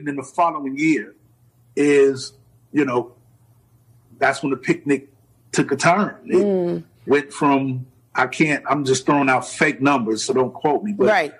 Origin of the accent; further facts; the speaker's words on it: Chicago, Illinois, United States; of course, because we're fellow DJs from Chicago.